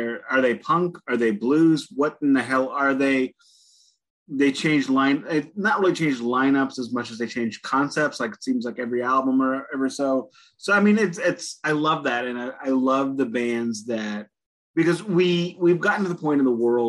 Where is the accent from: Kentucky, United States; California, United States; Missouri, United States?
Missouri, United States; St. Louis; also born or lived in rural Illinois; I'm from St. Louis, Missouri